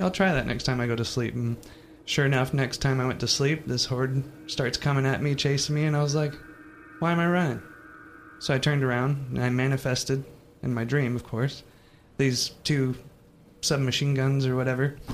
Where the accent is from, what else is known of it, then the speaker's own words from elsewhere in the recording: Jacksonville, Florida, United States; moved away as an adult; also born or lived in Wyoming; I'm from Jacksonville, Florida